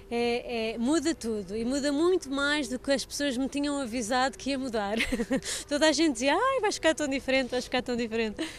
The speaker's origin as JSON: {"language": "Portuguese", "country": "Portugal", "said": "como pais, como irmãos, como profissionais, como portugueses"}